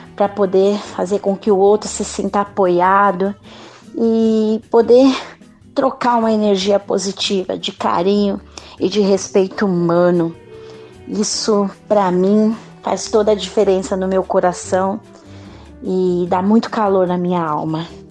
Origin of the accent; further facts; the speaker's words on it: São Paulo, Brazil; brasileira, paulistana, uma mulher negra